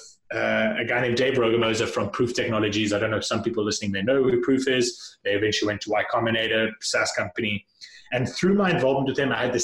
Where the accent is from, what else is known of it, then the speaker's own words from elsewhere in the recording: South Africa; moved away as an adult; I grew up in South Africa, and when I finished high school, went off to college, and college in South Africa is a little bit different